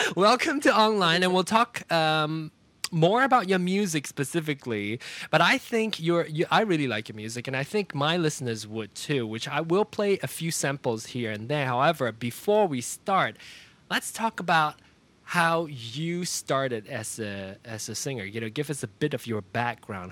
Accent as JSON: {"language": "English", "region": "Penang", "country": "Malaysia", "tie": "born or raised there", "said": "Penang, my hometown"}